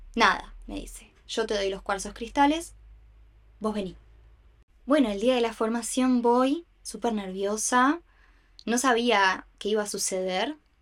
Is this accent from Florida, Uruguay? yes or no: no; Montevideo, Uruguay; nací acá en Uruguay, en Montevideo